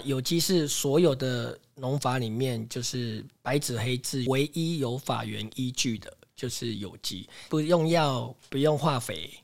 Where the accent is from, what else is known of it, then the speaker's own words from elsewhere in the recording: Taipei, Taiwan; also born or lived in Xiluo, Yunlin; now in Puli, Taiwan; 我大概出生不到一个礼拜，我们全家就搬到台北去了